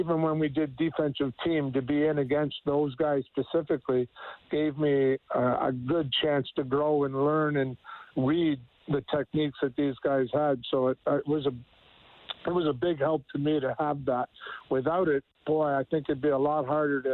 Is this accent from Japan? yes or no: no; Canada; I, as a Canadian in Canadian college